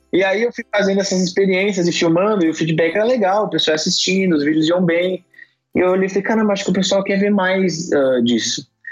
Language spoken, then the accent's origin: Portuguese; São Paulo, Brazil; Eu nasci em São Paulo